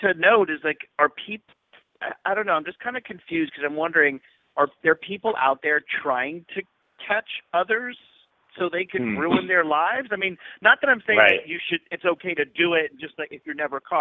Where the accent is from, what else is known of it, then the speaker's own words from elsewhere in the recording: the South, United States; I am from the South, so it's like I grew up hearing the word